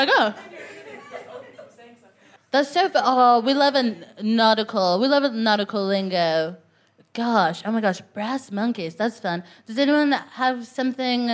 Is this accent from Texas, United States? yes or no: yes; Texas, United States; now in London, United Kingdom; I'm from Texas, which is a bad place.